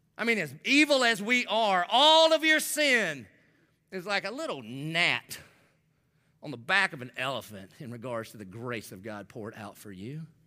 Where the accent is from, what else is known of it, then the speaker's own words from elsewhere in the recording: the South, United States; I grew up in the South